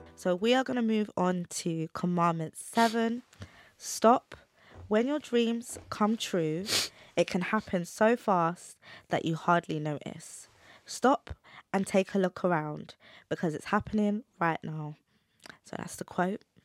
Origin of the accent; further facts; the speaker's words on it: London, United Kingdom; brought up in the U K